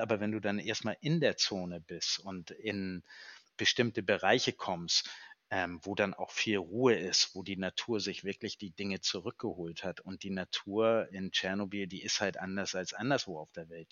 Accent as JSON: {"language": "German", "region": "Northern Germany", "country": "Germany", "said": "wir kommen aus dem Norden"}